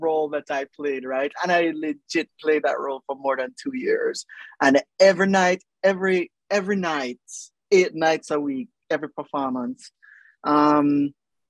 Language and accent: English; Jamaica; moved away; also born or lived in New York / United Kingdom; the way I speak as a Jamaican